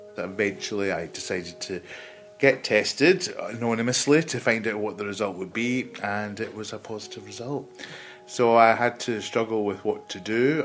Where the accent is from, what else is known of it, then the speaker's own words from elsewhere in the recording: Glasgow, Scotland, United Kingdom; moved away as an adult; also born or lived in Paisley / Italy; now in Birmingham, United Kingdom; I was born in Glasgow, as you can probably tell from the accent. Uh, I went to school just outside Glasgow in Paisley